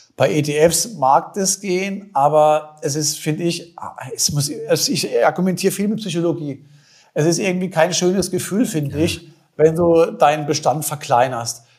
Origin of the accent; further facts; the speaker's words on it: Germany; bei uns in Deutschland